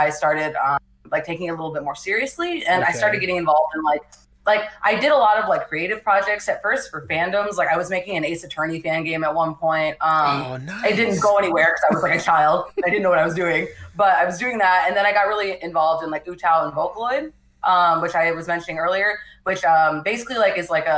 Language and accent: English; New Mexico, United States; moved away as an adult; now in California, United States; I grew up in New Mexico, like I said, in a very small town